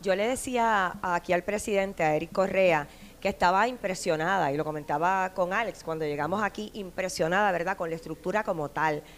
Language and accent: Spanish; San Juan, Puerto Rico; no soy de acá y soy de San Juan